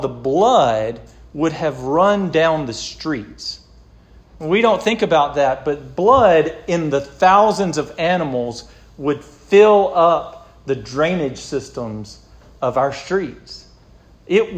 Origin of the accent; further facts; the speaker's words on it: the South, United States; because we're American and because we're born in the South